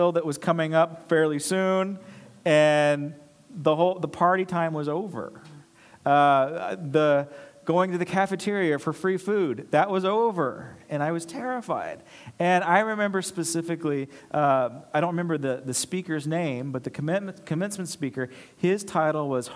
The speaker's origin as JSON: {"language": "English", "town": "Los Angeles", "region": "California", "country": "United States", "also_born_or_lived": "Charleston, South Carolina", "moved": "as an adult", "said": "I'm from Los Angeles"}